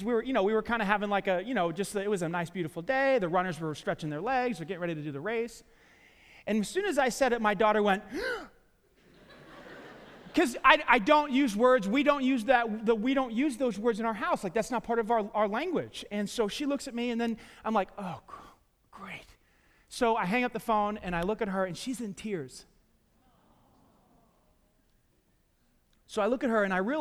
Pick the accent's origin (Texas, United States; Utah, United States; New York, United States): New York, United States; New York City; I grew up in New York City, Staten Island, New York, and we, you know, for the first 13 years of our lives, we lived in the projects